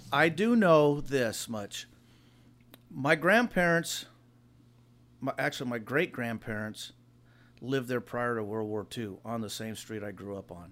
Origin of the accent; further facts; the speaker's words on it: Hawaiian Gardens, California, United States; I live in the same area I've grew up in. When I grew up in Hawaiian Gardens